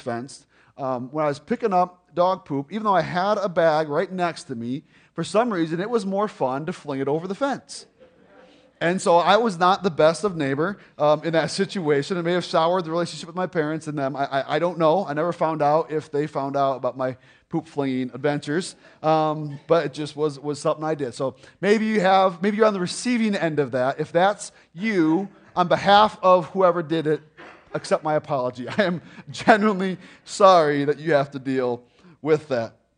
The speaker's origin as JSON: {"language": "English", "town": "Lake Zurich", "region": "Illinois", "country": "United States", "tie": "born or raised there", "said": "we grew up in Lake Zurich"}